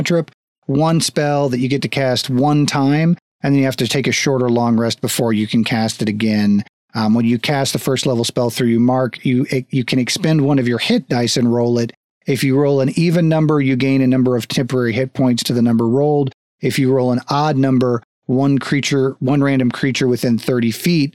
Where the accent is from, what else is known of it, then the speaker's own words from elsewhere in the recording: United States; also born or lived in Texas; I grew up in Florida, Texas.